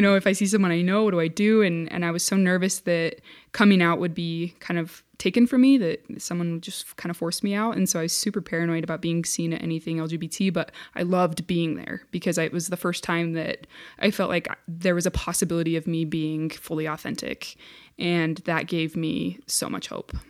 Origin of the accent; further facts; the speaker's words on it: Centerville, Utah, United States; I grew up in Centerville, Utah, which is a, a little tiny town